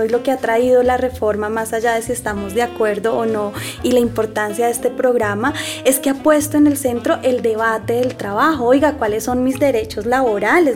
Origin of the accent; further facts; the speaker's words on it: Bogotá, Colombia; yo soy bogotana